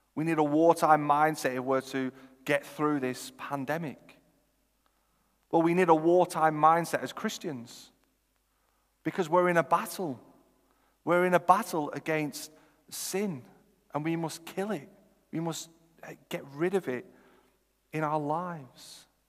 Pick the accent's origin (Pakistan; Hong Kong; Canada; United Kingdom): United Kingdom; Chorley, North West England; also born or lived in Oxford; I'm from Chorley